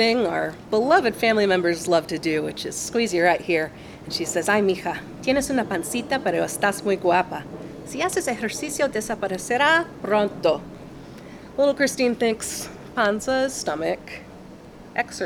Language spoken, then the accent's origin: English; Longview, Texas, United States; now in Dallas, United States; I am from Longview, Texas